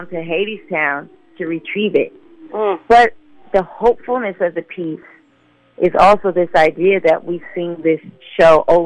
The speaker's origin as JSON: {"language": "English", "town": "Decatur", "region": "Illinois", "country": "United States", "tie": "born or raised there", "also_born_or_lived": "Peoria, Illinois", "said": "I was raised in Decatur, Illinois"}